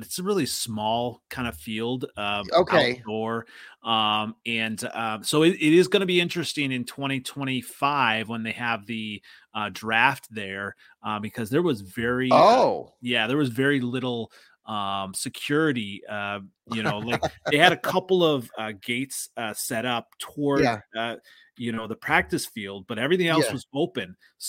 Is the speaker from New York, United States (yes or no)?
no; Iowa, United States; also born or lived in Minnesota; now in Wisconsin, United States; So actually, I grew up in Iowa, and I still have the VHS of the …